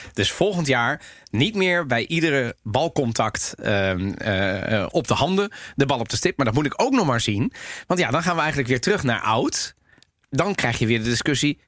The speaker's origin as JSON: {"language": "Dutch", "country": "Italy", "moved": "yes", "lives_now": "Netherlands", "said": "als Italiano residente all'estero. dus als Italiaan in het buitenland"}